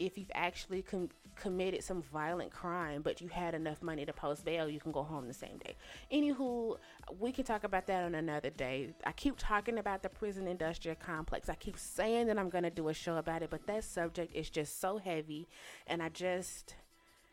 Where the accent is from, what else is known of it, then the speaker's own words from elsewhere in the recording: Shreveport, Louisiana, United States; moved away; my hometown is Shreveport, Louisiana.